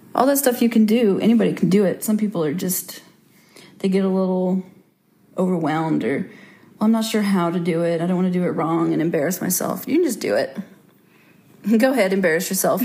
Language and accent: English; Little Rock, Russellville, Arkansas, United States; I was born in Little Rock, Arkansas in 1985